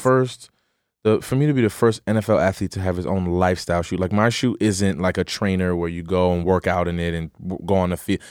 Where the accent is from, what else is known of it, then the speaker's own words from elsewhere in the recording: Pasadena, New Jersey, United States; I'm from Pasadena, New Jersey